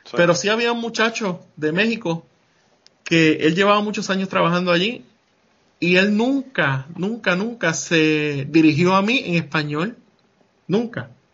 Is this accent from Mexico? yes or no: no; Puerto Rico; moved away as an adult; yo venía de Puerto Rico, que yo sí era un ciudadano americano